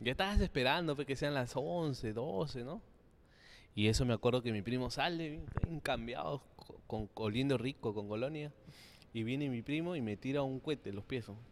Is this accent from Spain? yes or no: no; Chincha Alta, Ica, Peru; yo soy del sur, soy de Chincha.